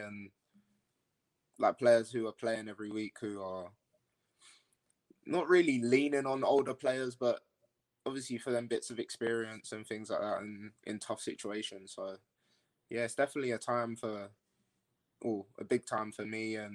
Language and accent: English; Loughton, East of England, United Kingdom; moved away as an adult; also born or lived in Harlow; now in Morristown, United States; Born in Harlow, but raised in Loughton.